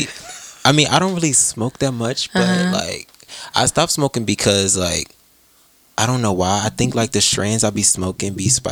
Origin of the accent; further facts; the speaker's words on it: Atlanta, Georgia, United States; moved away as an adult; also born or lived in North Carolina; so I grew up in Atlanta